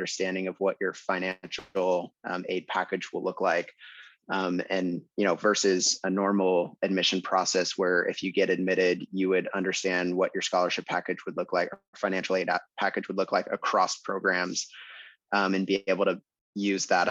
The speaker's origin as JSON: {"language": "English", "town": "Tacoma", "region": "Washington", "country": "United States", "also_born_or_lived": "Salt Lake City, Utah", "moved": "yes", "said": "I'm originally from Tacoma, Washington"}